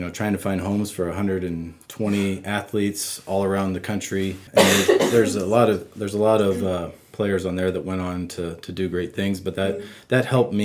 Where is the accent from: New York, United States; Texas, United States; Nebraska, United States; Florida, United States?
Nebraska, United States; Wisner; now in York, United States; I grew up in Cumming County. It's northeast Nebraska, town of Wisner